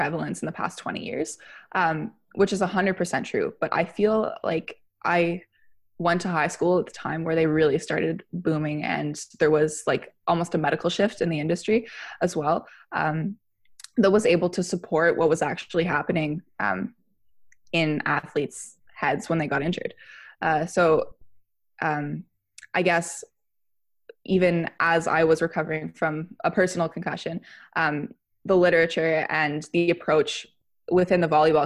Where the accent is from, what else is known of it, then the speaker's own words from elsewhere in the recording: Fredericton, New Brunswick, Canada; I'm from Fredericton, New Brunswick. I grew up here playing mainly volleyball